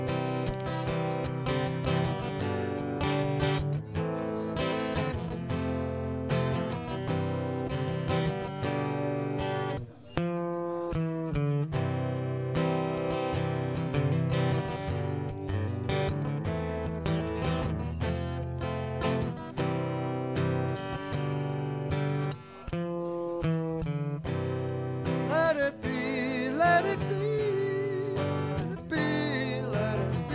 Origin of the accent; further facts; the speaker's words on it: Liverpool, North West England, United Kingdom; moved away; my hometown, Liverpool